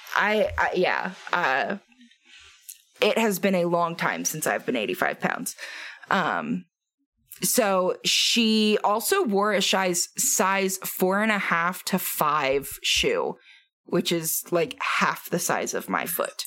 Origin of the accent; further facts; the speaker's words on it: Halifax, Pennsylvania, United States; moved away; I know that you know my hometown